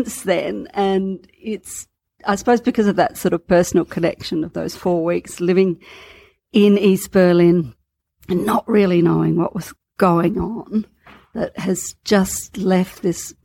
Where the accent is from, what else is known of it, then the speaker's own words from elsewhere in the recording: Australia; I'm an Australian.